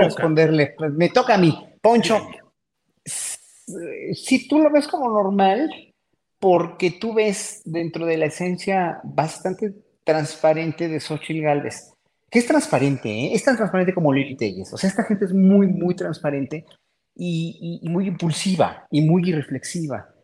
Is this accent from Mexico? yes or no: yes; Mexico; pueblo mexicano que somos